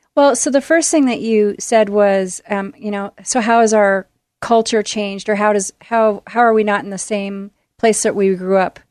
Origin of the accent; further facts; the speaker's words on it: Tualatin, Oregon, United States; also born or lived in Midwest; I was born in the Midwest, and my family came out here when I was little, and we ended up in Tualatin, Oregon, and I've been in the Portland area ever since